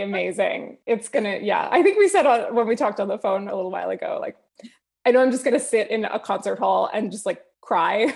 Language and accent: English; New Jersey, United States; also born or lived in Los Angeles, California; now in Azusa, United States; I'm originally from New Jersey, but I've lived in L A now for, uh, going on twelve years